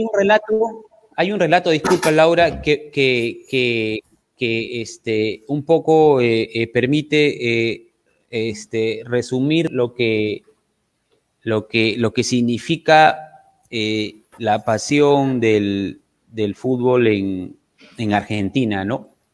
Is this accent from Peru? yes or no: yes; Trujillo, La Libertad, Peru; yo soy de Trujillo